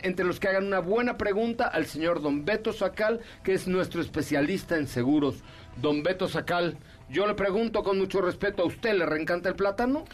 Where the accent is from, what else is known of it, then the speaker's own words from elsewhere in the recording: Mexico; nuestro país